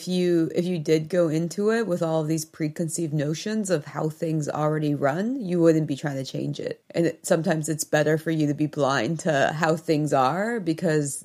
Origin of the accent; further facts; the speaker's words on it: United States; accent: American; my American accent